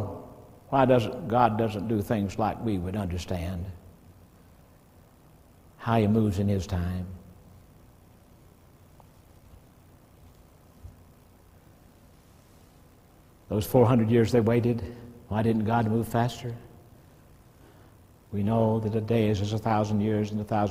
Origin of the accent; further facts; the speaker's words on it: Alabama, United States; I grew up in Alabama